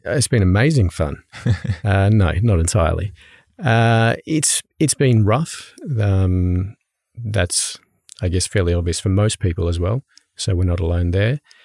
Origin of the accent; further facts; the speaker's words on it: Brisbane, Queensland, Australia; now in Norway; I come from Australia. Um, I'm from Brisbane in Australia.